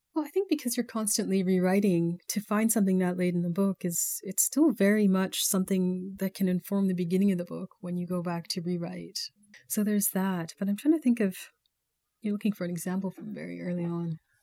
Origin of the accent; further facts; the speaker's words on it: Calgary, Alberta, Canada; moved away as an adult; also born or lived in Baltimore; growing up in Calgary in the eighties, it wasn't the most progressive place.